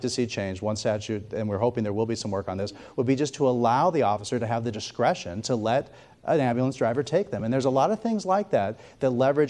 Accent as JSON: {"language": "English", "town": "Dallas", "region": "Texas", "country": "United States", "said": "I'm from Dallas"}